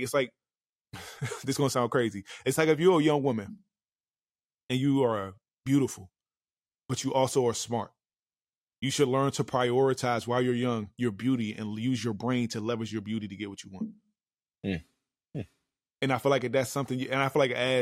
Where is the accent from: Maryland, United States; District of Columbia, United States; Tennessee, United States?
District of Columbia, United States; Washington; I'm from Anacostia, Southeast.